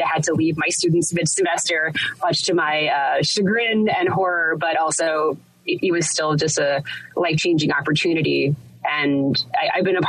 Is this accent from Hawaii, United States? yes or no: yes; Hawaii, United States; moved away as an adult; now in New York, United States; growing up in an island where Hawaii is geographically one of the most isolated places in the world